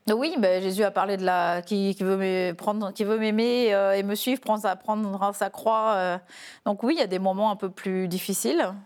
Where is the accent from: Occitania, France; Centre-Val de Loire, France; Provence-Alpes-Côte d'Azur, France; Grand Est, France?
Grand Est, France; Épernay; je suis tombée dans les petites bulles quand j'étais petite à Épernay